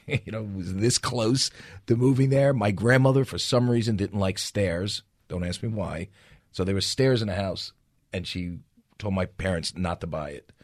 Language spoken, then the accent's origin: English; Yorktown Heights, New York, United States; also born or lived in Bronx, New York; I grew up in a town called Yorktown Heights, New York